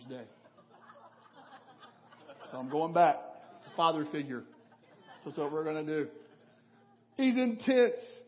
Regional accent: western Kentucky, United States; moved away as an adult; felt the Lord calling me back to my hometown in western Kentucky

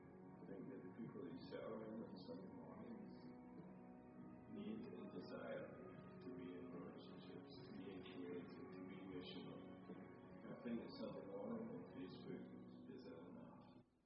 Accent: Scotland, United Kingdom; You know, for me, growing up in Scotland, life is very much not shaped around the size of your home, the size of your car, and the money that you have.

